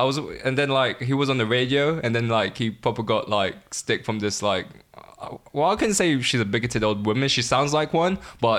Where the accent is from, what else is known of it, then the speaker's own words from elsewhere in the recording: London, United Kingdom; I'm from good old suburbs of Collindale. But I do live next to an estate, though